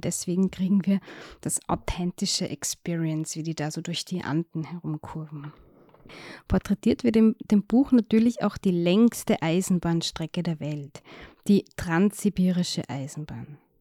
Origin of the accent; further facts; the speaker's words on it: Austria; als Österreicherin